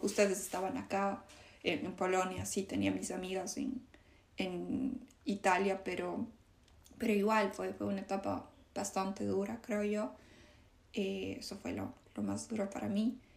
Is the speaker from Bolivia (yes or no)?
no; Ecuador; moved away; todo yo amo a, a Ecuador, pero no me regresaría a vivir allá